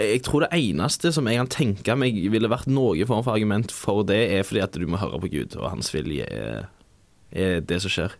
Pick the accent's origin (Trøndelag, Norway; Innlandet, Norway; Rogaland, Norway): Rogaland, Norway; som du nok hører, så er jeg fra Rogaland.